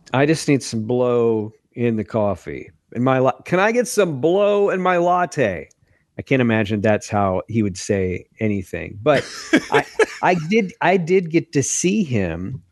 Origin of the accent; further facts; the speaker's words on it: Lewisburg, Tennessee, United States; my hometown in Lewisburg, Tennessee.